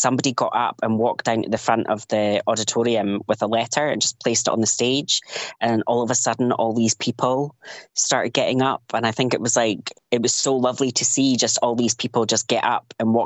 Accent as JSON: {"language": "English", "region": "Highlands of Scotland", "country": "United Kingdom", "tie": "born or raised there", "also_born_or_lived": "Edinburgh", "moved": "yes", "lives_now": "Dalkeith, United Kingdom", "said": "I grew up in the Highlands of Scotland"}